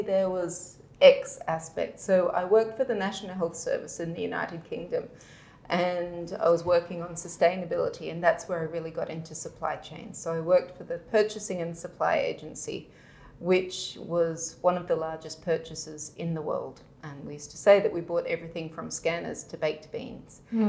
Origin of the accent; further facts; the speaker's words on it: Brisbane, Queensland, Australia; I had a fairly idyllic childhood growing up in Australia with wallabies and koalas and living kind of on the outskirts of Brisbane in the bush